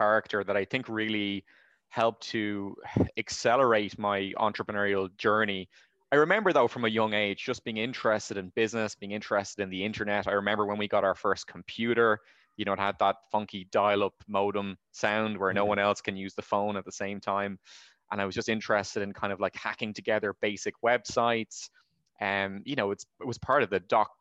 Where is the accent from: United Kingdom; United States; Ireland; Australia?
Ireland; Rush, Leinster; now in Valencia, Spain; Well, I grew up in Rush, which is a seaside town in North Dublin.